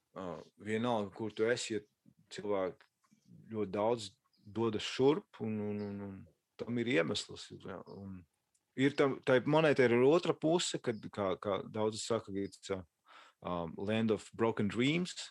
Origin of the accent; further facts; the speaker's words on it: Latvia; now in Los Angeles, United States; mēs esam latvieši, mēs, mēs runājam latviešu